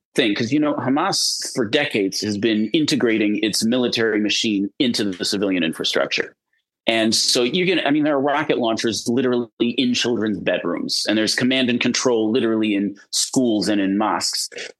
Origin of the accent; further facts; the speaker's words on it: United States; moved away as an adult; now in Tel Aviv, Israel; I come from America. I speak not only English, but I speak American, which is to say the cultural language.